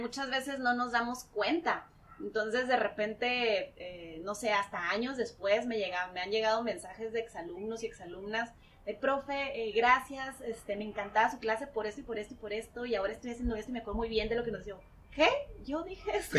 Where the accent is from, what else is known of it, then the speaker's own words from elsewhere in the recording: Tijuana, Baja California, Mexico; nací aquí en Tijuana, tengo 34 años